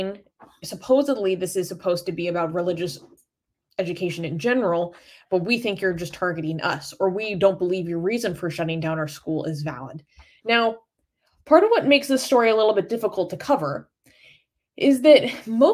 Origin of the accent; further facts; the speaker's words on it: United States; I'm an American